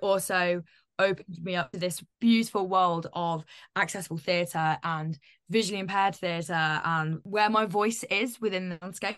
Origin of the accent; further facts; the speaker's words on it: Northampton, East Midlands, United Kingdom; moved away; I'm originally from Northampton